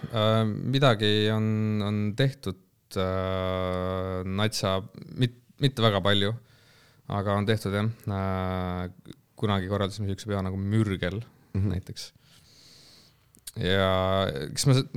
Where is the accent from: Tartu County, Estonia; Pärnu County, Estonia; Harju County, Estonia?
Tartu County, Estonia; Elva; Elva jah. jah, ma äh, Elvast olen pärit